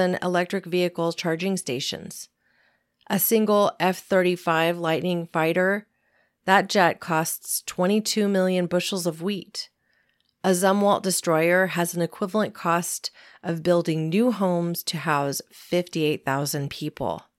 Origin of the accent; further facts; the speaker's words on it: California, United States; my home state of California